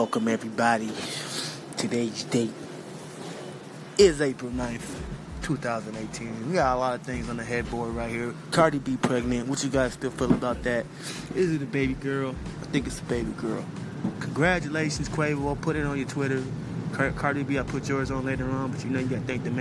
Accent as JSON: {"language": "English", "town": "New York City", "region": "New York", "country": "United States", "tie": "born or raised there", "said": "I was raised in Jamaica, Queens"}